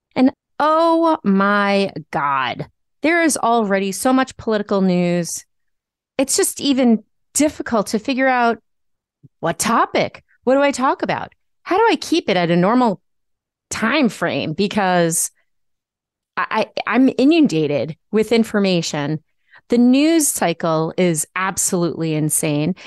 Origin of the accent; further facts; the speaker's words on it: Nassau County, New York, United States; my hometown Republicans in Nassau County